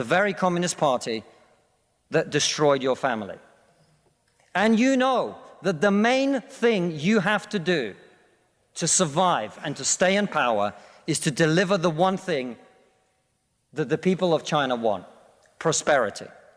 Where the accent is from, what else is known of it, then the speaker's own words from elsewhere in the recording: Russia; now in United Kingdom; I come from Russia, which is not a poor country